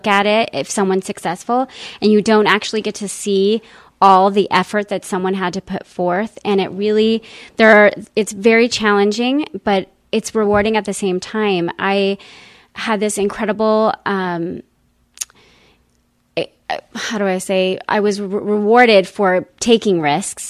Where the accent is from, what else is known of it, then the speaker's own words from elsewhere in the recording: El Paso, Texas, United States; now in Scottsdale, United States; I grew up in El Paso, Texas, and I've lived in Arizona in Scottsdale